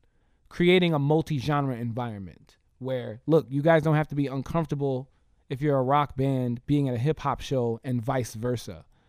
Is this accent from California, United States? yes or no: no; New York City, New York, United States; also born or lived in Mount Vernon, New York / New Jersey; now in Tampa, United States; I'm originally from New York, you know, right. I'm from the Bronx. I was born and raised, you know, Mount Vernon, the Bronx, and I spent some time in New Jersey.